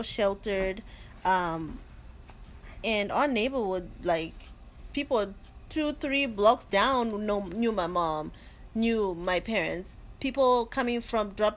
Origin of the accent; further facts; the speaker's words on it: Zimbabwe; moved away; I was born in Zimbabwe, and that is southern of Africa.